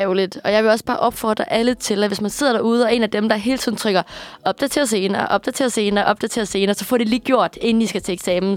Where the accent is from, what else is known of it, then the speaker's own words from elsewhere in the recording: Aarhus, Central Denmark Region, Denmark; accent: Jutlandic; moved away as an adult; now in Copenhagen, Denmark; er født og vokset op i Aarhus